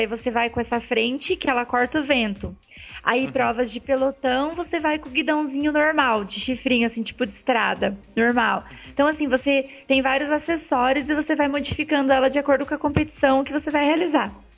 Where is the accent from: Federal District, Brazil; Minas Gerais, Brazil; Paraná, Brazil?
Paraná, Brazil; now in São Paulo, Brazil; Atualmente eu moro em São Paulo. Eu sou natural do Paraná